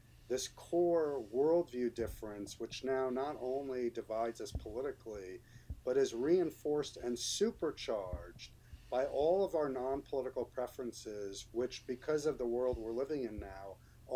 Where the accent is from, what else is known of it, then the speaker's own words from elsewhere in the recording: New York City, New York, United States; when I was growing up in New York City in the 1970s